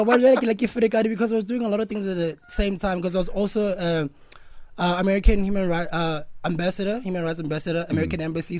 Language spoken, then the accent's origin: English; Free State, South Africa; also born or lived in Lesotho; I was actually born in Lesotho. And then I was raised in Free State. Yeah, I went everywhere in Free State, from Diversdorp to Senegal to Welcome to Harry Smith to Lady Brand.